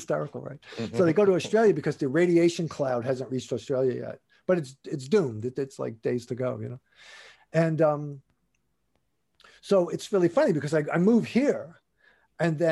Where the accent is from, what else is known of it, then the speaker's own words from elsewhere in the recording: New York, United States; moved away; I'm from New York.